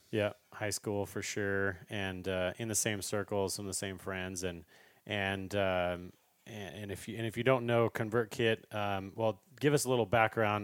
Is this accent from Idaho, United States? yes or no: yes; Idaho, United States; we grew up together in Idaho